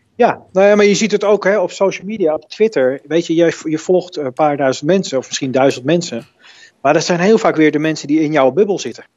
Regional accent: Netherlands

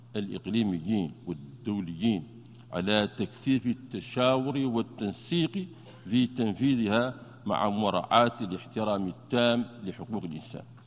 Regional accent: Mauritania; بلدنا موريتانيا

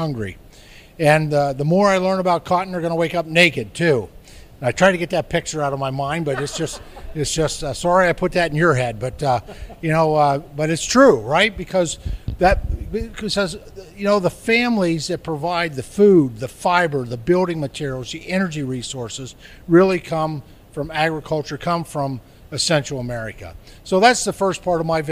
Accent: Pittsburgh, Pennsylvania, United States; I'm from the Commonwealth of Pennsylvania, where when I was probably a child in and around Pittsburgh

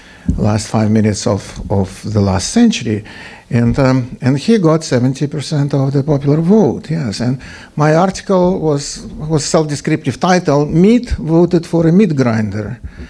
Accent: Wisconsin, United States; I'm from Wisconsin.

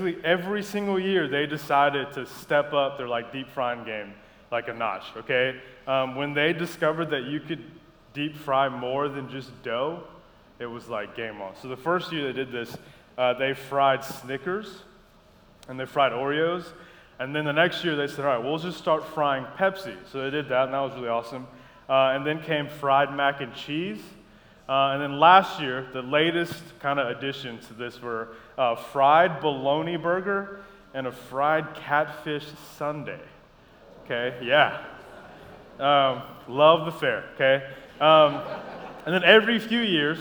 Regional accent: Columbia, South Carolina, United States; moved away as an adult; also born or lived in Madagascar; now in Savannah, United States; grew up in Columbia, South Carolina. We moved from Madagascar when I was 5 and just stayed there all through college

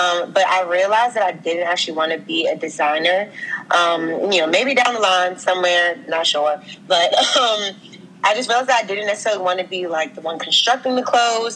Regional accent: Washington, District of Columbia, United States; moved away as an adult; also born or lived in Wisconsin / Minnesota; I'm from DC, the school in Northwest, moved around a lot

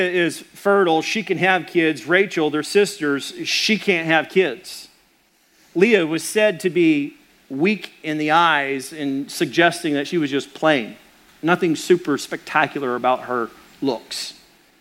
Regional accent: Arkansas, United States; I'm from Arkansas

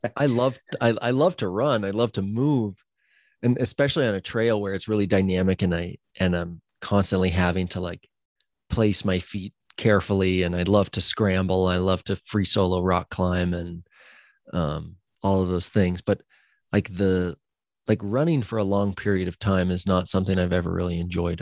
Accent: Central Oregon, United States; growing up in Central Oregon as an action sports athlete

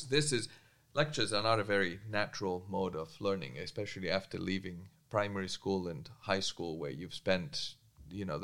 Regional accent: Greece; moved away as an adult; also born or lived in England; now in Groningen, Netherlands; I did move from my home country, Greece, to England when I was 18

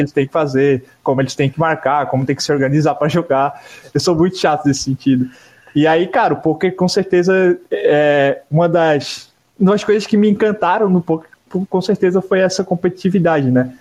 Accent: Garopaba, Santa Catarina, Brazil; eu, cresci, eu vivi toda a minha vida em Garopaba, né? Até hoje eu vivo aqui.

